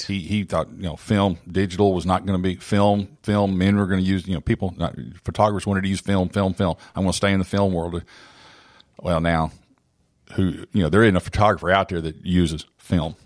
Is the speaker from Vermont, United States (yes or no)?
no; Oklahoma, United States; growing up in Oklahoma